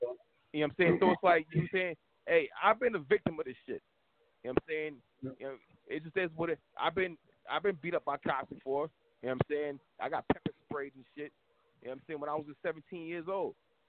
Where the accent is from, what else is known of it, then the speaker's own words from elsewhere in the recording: Miami, Florida, United States; born there; also born or lived in California / Washington, D.C. / Philadelphia / New York; I lived in California. I lived in D.C., Philadelphia, all over New York. I was born in Miami.